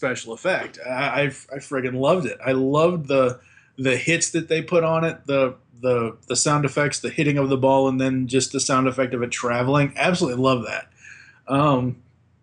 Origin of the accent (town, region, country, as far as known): Boston, Massachusetts, United States; born or raised there